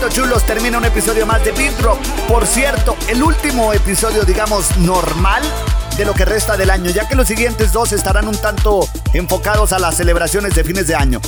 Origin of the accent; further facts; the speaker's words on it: Chihuahua, Mexico; Yo soy de Chihuahua